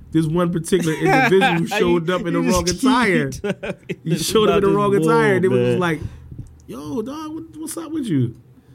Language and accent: English; Philadelphia, Pennsylvania, United States